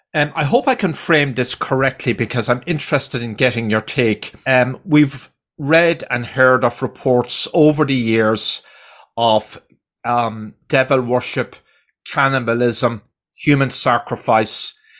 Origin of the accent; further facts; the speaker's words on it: Ireland; moved away; I grew up in Ireland